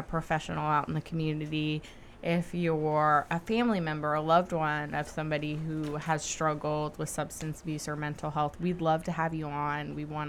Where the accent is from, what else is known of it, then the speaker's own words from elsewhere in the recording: Richmond, Virginia, United States; Richmond, Virginia.